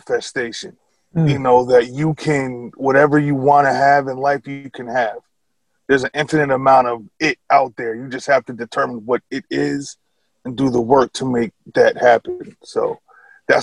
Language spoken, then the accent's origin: English; Albany, New York, United States; also born or lived in Chicopee, Massachusetts; I was born and raised in Albany, New York.